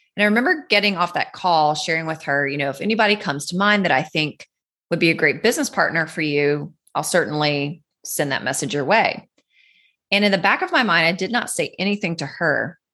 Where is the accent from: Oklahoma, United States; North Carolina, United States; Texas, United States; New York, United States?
North Carolina, United States; Where I grew up in North Carolina, there's the Blue Ridge Parkway